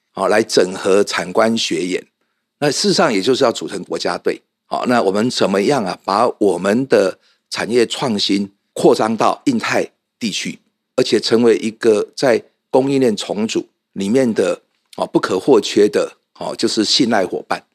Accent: Taichung, Taiwan; 我来自台中

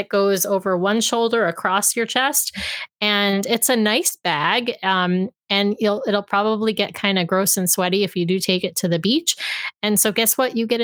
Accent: New York, United States; also born or lived in Washington state; now in Washington, United States; I'm originally from New York. I'm transplanted here in Washington state

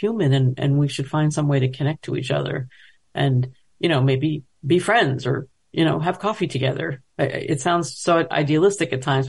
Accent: United States; but I was going there because I'm an American and I don't know enough about Israel.

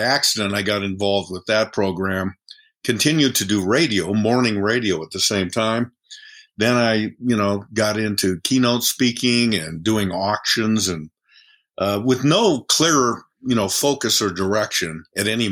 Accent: Bend, Oregon, United States; moved away as an adult; now in Seattle, United States; my hometown of Bend, Oregon

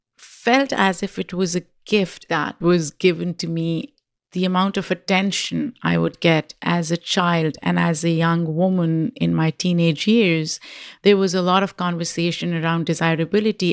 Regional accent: Pakistan; moved away; when I was growing up in Pakistan

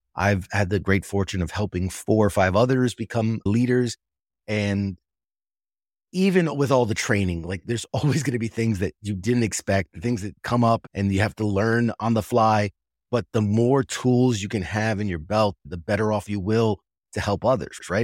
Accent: New York City, New York, United States; moved away; I'm originally from New York City, right there in Manhattan, and I was a senior in high school when nine eleven happened

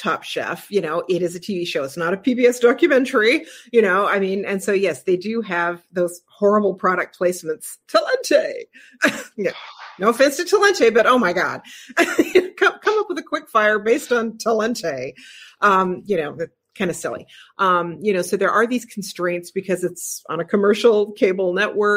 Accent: Portland, Oregon, United States; I grew up in Portland

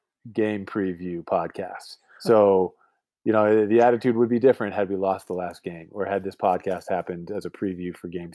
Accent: Boston, Massachusetts, United States; moved away as an adult; now in West Coast, United States; Look, I moved away from Boston close to 15 years ago now to live on the West Coast

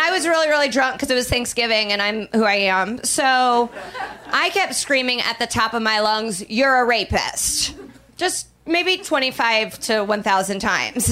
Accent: Midwest, United States; I'm from the Midwest.

